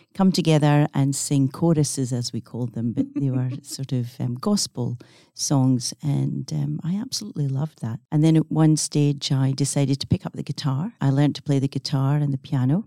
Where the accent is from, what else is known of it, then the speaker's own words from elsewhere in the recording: Scotland, United Kingdom; accent: Scottish; now in Perth, Australia; growing up in Scotland, it was a small village on the coast that I, um, was raised